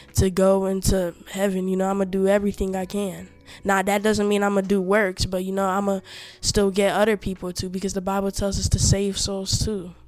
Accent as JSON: {"language": "English", "country": "Togo", "said": "We are from Africa, West Africa, Togo"}